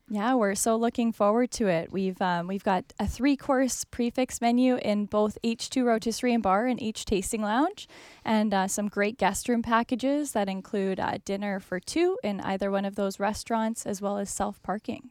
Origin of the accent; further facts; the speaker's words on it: Vancouver Island, British Columbia, Canada; moved away as an adult; now in Vancouver, Canada; I'm from Vancouver Island originally